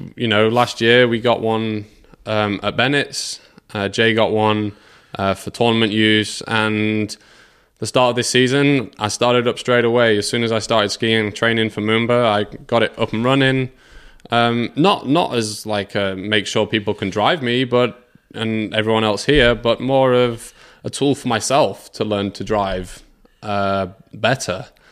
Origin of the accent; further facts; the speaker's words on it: England, United Kingdom; I, like a lot of kids in England, we s, skied in winter breaking the ice.